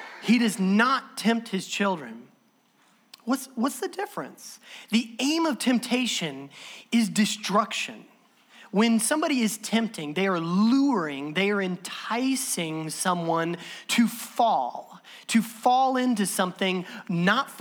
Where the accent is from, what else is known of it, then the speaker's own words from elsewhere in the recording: Southern Illinois, United States; I'm from Southern Illinois